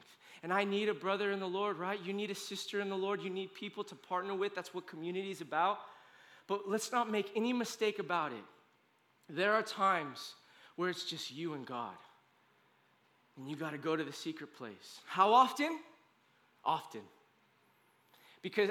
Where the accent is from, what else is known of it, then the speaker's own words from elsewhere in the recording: United States; as an American